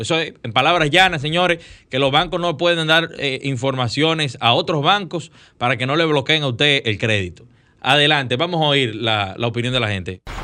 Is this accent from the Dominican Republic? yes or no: yes; Dominican Republic; Es verdad que nosotros tenemos que fortalecer nuestra frontera